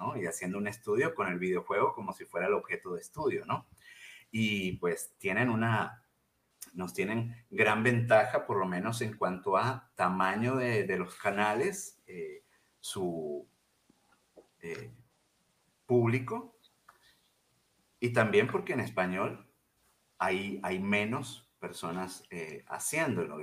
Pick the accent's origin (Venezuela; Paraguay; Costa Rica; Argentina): Venezuela; also born or lived in Mexico; now in Chihuahua, Mexico; yo soy originalmente venezolano